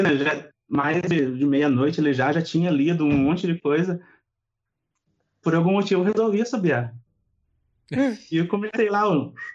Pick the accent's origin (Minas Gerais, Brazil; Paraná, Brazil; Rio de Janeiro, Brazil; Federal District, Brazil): Minas Gerais, Brazil; Itajubá; eu, eu sou do sul de Minas